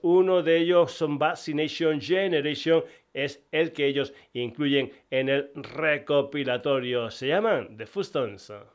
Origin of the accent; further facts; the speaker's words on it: Extremadura, Spain; bandas extremeñas de mi tierra